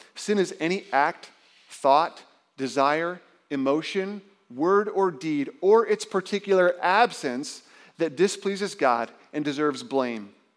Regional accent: Indiana, United States; I remember growing up in Indiana, my brother and I would watch March Madness with my dad

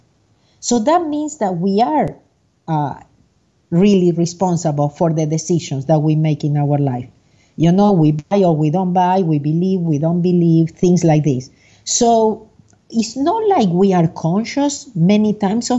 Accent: Argentina; moved away as an adult; now in United States; I was born in Argentina, and I'm living in the U.S. I have been living in the U.S. for the last 37 years. I was an accountant, a CPA, and a licensed

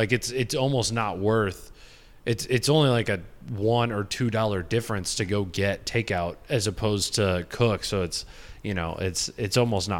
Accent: Grand Rapids, Michigan, United States; at least where we grew up in Grand Rapids.

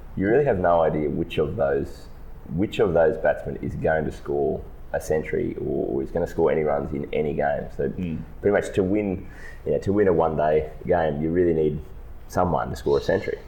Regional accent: Australia

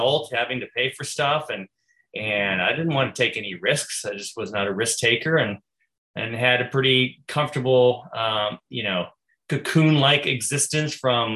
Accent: Santa Rosa, California, United States; I grew up in Santa Rosa, California

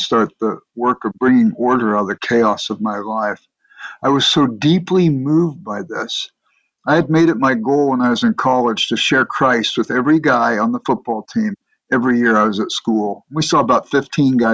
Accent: Los Angeles, California, United States; I grew up in Los Angeles

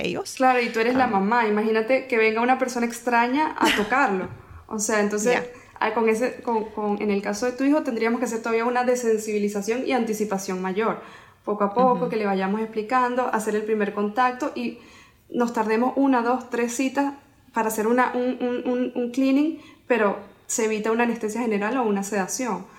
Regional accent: Venezuela; moved away as an adult; also born or lived in Spain; now in Miami, United States; yo soy odontólogo de Venezuela

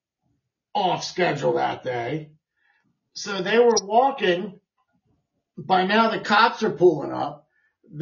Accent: Canada; We're from Canada

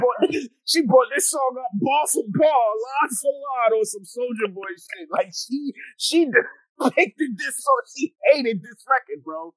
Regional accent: Atlanta, Georgia, United States; I'm from Atlanta. Don't interrupt me. I know what Atlanta culture is like. I was born and raised in Atlanta.

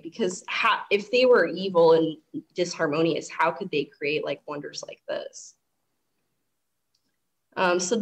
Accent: Colorado, United States; I grew up in Colorado

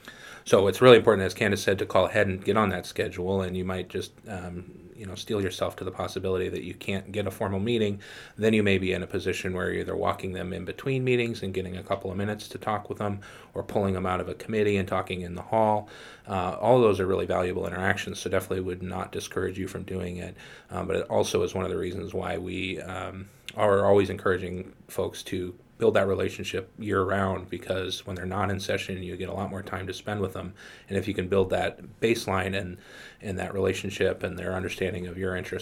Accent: Washington, United States; I'm from Washington. I don't use an umbrella.

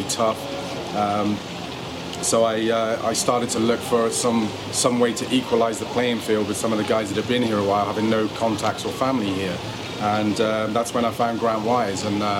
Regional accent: United Kingdom; moved away as an adult; now in Jupiter, United States; from the UK

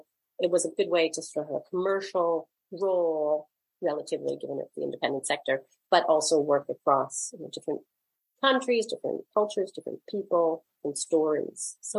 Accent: Canada; also born or lived in Toronto, Canada / Vancouver, Canada; Yeah, I grew up in Canada, in different parts of Canada, mostly Toronto and Vancouver.

